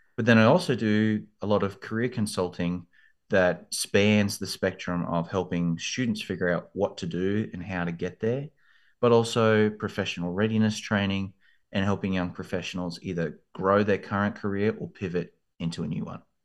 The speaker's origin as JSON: {"language": "English", "country": "Australia", "tie": "born or raised there", "also_born_or_lived": "London, United Kingdom", "moved": "as an adult", "lives_now": "Texas, United States", "said": "I grew up in Australia, as you can probably hear from the accent"}